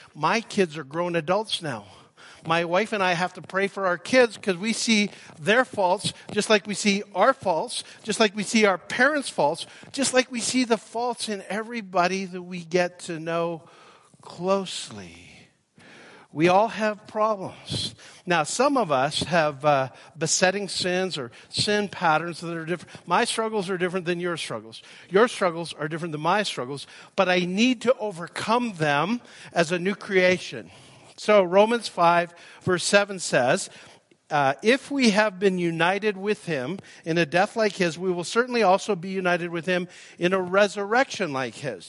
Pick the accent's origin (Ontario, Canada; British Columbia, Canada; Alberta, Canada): Alberta, Canada; Calgary; moved away as an adult; now in Nashville, United States; I live in Nashville now. I grew up in Calgary. I'm claiming my birthright. I was born at the Holy Cross Hospital and uh, lived here till I was uh, 36.